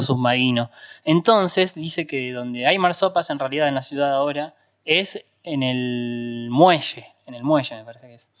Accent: Argentina; los que somos de Argentina obviamente recordamos en el Virtual de Magic Kids

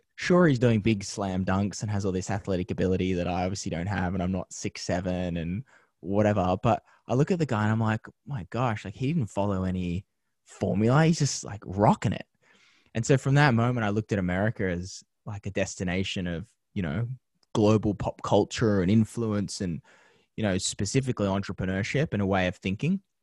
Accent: Penrith, New South Wales, Australia; moved away as an adult; now in Los Angeles, United States; growing up in Penrith as a young kid

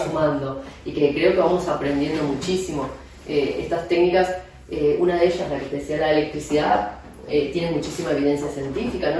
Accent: Argentina; moved away as an adult; also born or lived in Madrid, Spain; now in Barcelona, Spain; soy argentina, aunque llevo más de 7 años aquí en España

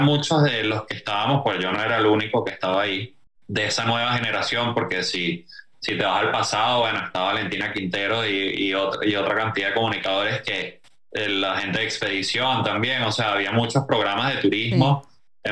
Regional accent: Venezuela; moved away as an adult; ahí nos venimos por tierra desde Venezuela hasta acá

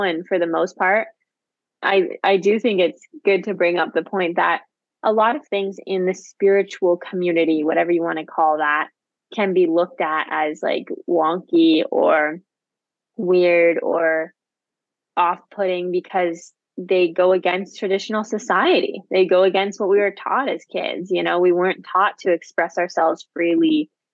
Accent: Santa Barbara, California, United States; moved away; I was born in Santa Barbara

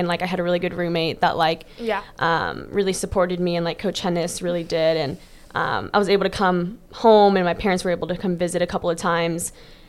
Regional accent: Germany; also born or lived in Riverview, Florida; now in United States; Born in Florida, raised in Germany, and then moved back Florida.

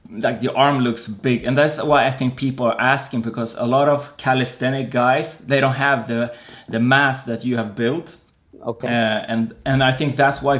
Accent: Rome, Lazio, Italy; I come from Rome, Italy

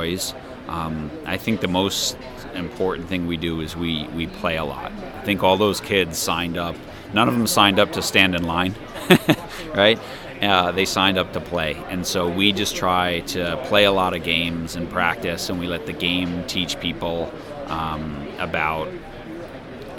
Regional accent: United States; growing up in America

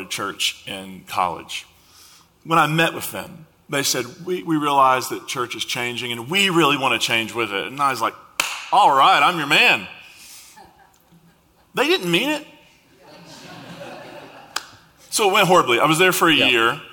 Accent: Eastern Kentucky, United States; also born or lived in West Virginia; I grew up in Eastern Kentucky, West Virginia area.

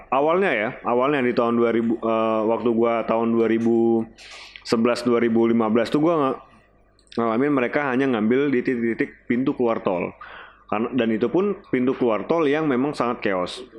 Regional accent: Medan, North Sumatra, Indonesia; wah kalau di Medan ngeri coy karena kalau dekat rumah gue nih di dekat rumah gue nih rumah gue tuh dekat tol

